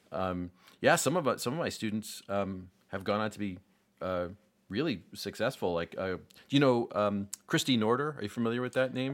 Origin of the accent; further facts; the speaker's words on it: Rochester, New York, United States; I grew up in Rochester